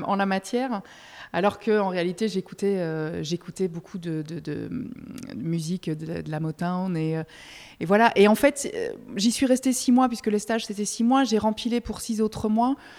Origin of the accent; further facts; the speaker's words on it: Belgium; moved away as an adult; now in France; je suis belge, parfois je, fais des belgicismes